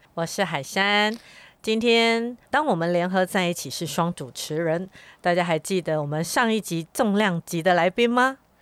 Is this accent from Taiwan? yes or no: yes; Miaoli County, Taiwan; 我自己本身就是从小在苗栗长大的苗栗人